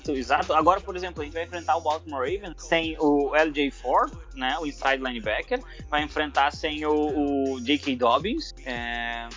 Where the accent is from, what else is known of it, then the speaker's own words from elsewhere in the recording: Porto Alegre, Rio Grande do Sul, Brazil; Eu sou de Porto Alegre, Rio Grande do Sul, e o Colorado fanático de criar dentro do Beira Rio